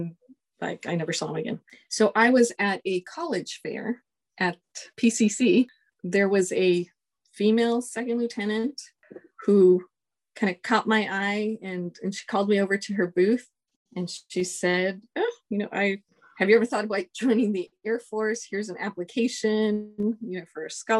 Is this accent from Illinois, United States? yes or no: no; Los Angeles, California, United States; moved away as an adult; I'm from Los Angeles, California. I was born at LAC USC Medical Center